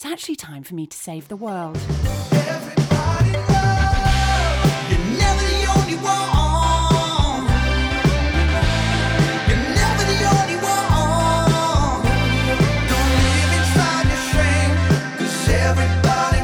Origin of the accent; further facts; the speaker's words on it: Leeds, Yorkshire and the Humber, United Kingdom; Leeds, which is my hometown